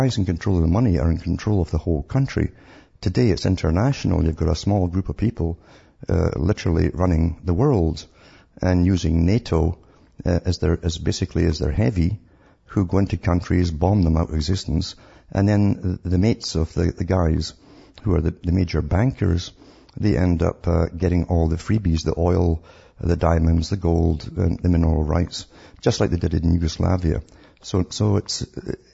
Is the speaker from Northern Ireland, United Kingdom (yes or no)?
no; Scotland, United Kingdom; I grew up in Scotland